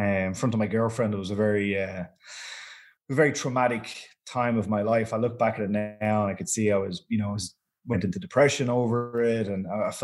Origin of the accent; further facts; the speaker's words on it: Dublin, Leinster, Ireland; I'm from Dublin